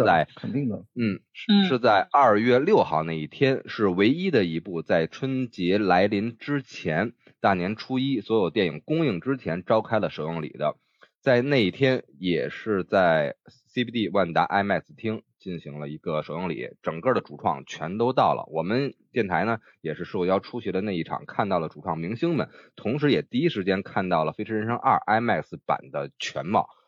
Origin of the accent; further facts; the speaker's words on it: Beijing, China; 我们北京人管这叫庙会